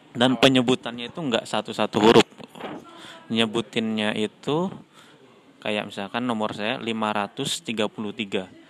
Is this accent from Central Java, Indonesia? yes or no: no; Tembilahan, Riau, Indonesia; moved away as an adult; now in Turkey; kalau di Tembilahan, ya, kota saya di Riau